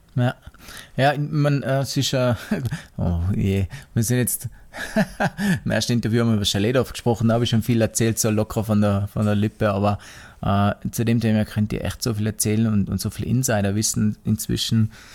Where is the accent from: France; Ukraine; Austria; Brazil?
Austria; Tyrol; moved away; also born or lived in Stuttgart; Ich habe als Kind Skifahren gelernt. Ah, der Opa hat einen eigenen Skilift gehabt, bei uns hinterm Haus.